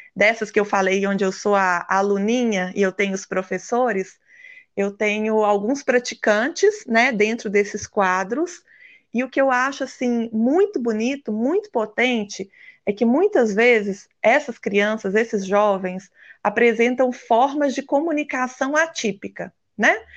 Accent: Minas Gerais, Brazil; como boa mineira

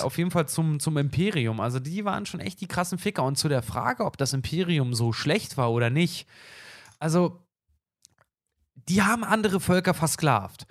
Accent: Brandenburg, Germany; in meinem Heimatbundesland, ich, ich komme aus, aus Brandenburg

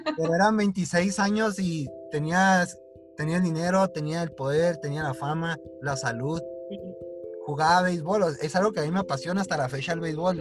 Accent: Hidalgo del Parral, Chihuahua, Mexico; moved away as an adult; now in Chihuahua, Mexico; Somos de Chihuahua los dos, uno de Pará y, el otro y ella de la capital

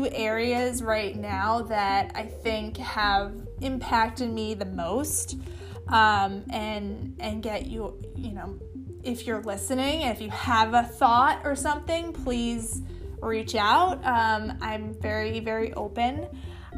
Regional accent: East Coast, United States; moved away as an adult; now in West Coast, United States; originally I'm from the East Coast but have moved to the West Coast after I got married.

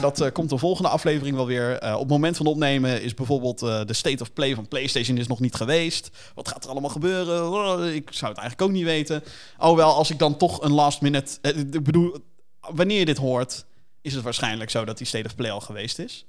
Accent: Rotterdam, South Holland, Netherlands; Kan je dan horen dan, dat we uit Rotterdam komen

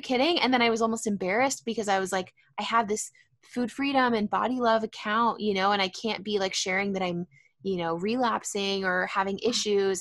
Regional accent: San Diego, California, United States; also born or lived in San Francisco; I am based in San Diego. I actually grew up here

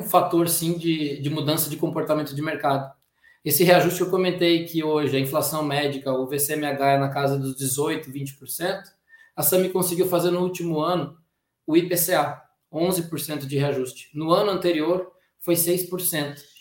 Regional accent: Brazil; a gente tem a mania como brasileiro

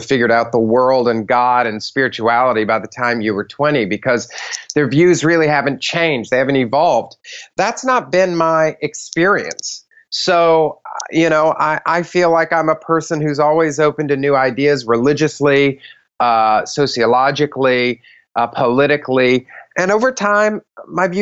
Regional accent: Deep South, United States; I was raised in the South, in the Deep South

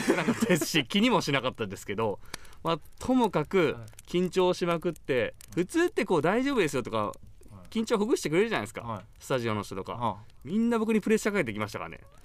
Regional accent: Kagoshima, Japan; born or raised there; moved away

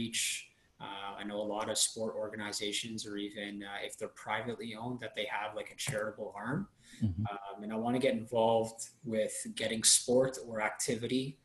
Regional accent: Toronto, Ontario, Canada; growing up in Toronto, I was a huge hockey fan.

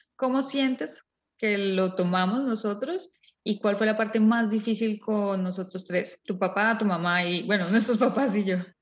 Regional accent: Colombia; moved away; venimos de Colombia

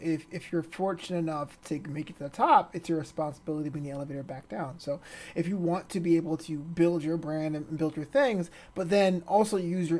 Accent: New York City, New York, United States; my parents are Caribbean, so you know the whole slave trade thing, you know, the slave trade. So like it's like I was born in Brooklyn, my parents are Caribbean, but like the ancestry.com says I'm like majority from Benin.

